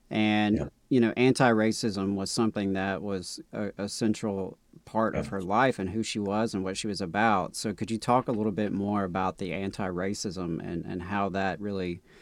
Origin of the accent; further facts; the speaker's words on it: Meridian, Mississippi, United States; now in Huntsville, United States; really relate to that as a Southerner because going from Meridian, Mississippi to Huntsville, Alabama, it felt like I was going up north.